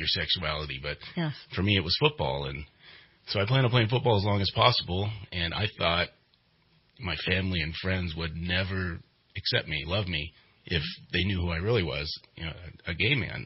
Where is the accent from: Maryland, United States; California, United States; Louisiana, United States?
California, United States; Redding; I grew up here in Redding, California